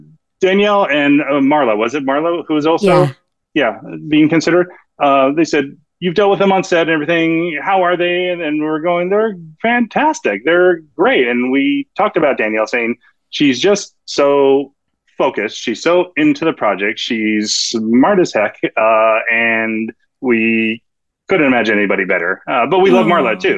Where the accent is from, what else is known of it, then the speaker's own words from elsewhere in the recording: Santa Rosa, California, United States; we both come from Sonoma County, California. He's from the Sebastopol area. I'm from Santa Rosa.